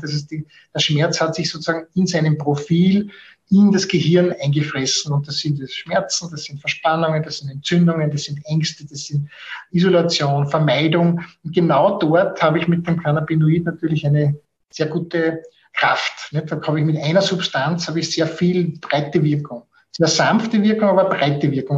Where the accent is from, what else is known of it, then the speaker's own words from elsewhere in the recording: Austria; bei uns in Österreich